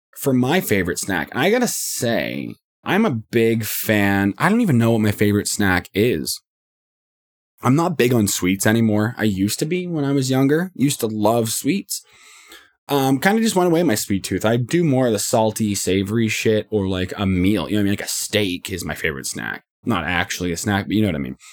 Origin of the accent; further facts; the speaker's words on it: Canada; I'm from Canada